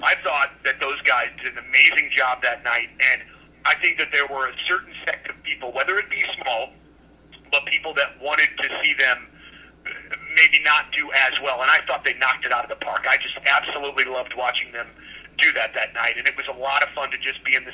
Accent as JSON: {"language": "English", "town": "Florissant", "region": "Missouri", "country": "United States", "tie": "born or raised there", "said": "where I grew up in Florissant"}